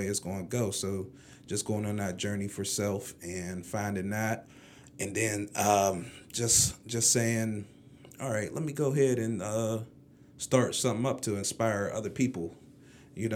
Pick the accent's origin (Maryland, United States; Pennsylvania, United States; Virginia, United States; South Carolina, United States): Pennsylvania, United States; McKeesport; I grew up in the Mon Valley and Clear in McKeesport